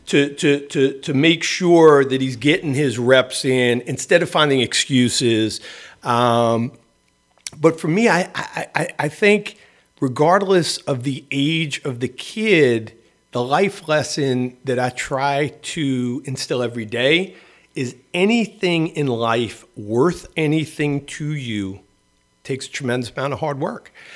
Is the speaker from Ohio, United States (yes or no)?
no; New York City, New York, United States; I grew up in the Bronx